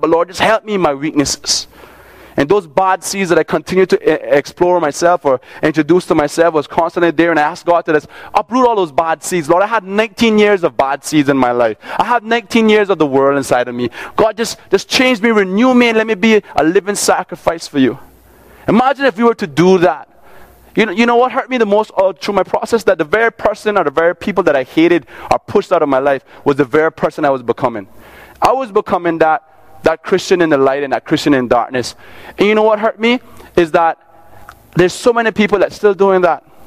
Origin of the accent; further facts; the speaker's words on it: Cayman Islands; I grew up in Cayman. I'm from Cayman.